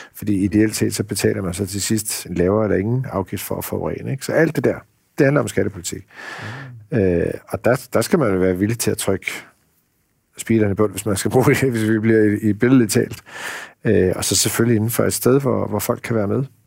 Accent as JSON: {"language": "Danish", "town": "Tølløse", "region": "Zealand", "country": "Denmark", "tie": "born or raised there", "also_born_or_lived": "Iowa, United States / Central Jutland", "said": "jeg voksede op i Tølløse, ikke så langt fra, fra Roskilde"}